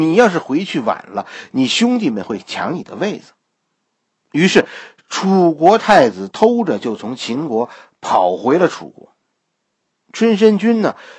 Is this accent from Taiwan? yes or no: no; Shanghai, China; 俺俩两家都讲上海话，好不啦？我其实也算是上海人